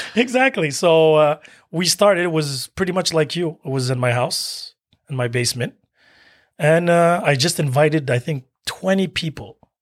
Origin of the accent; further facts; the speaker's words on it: Algeria; I'm Algerian from Africa